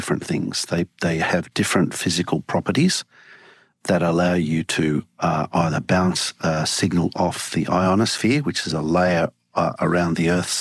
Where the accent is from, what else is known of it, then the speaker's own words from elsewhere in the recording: Sydney, New South Wales, Australia; also born or lived in Valparaiso, Chile; now in Washington, United States; We moved to Australia when I was about 9 and settled in Sydney.